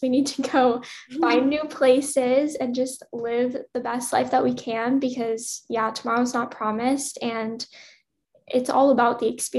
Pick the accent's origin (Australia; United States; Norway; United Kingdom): United States; Louisiana; now in Los Angeles, United States; so I'm from Louisiana originally, and Louisiana's like acronym is LA, but obviously LA different than Los Angeles.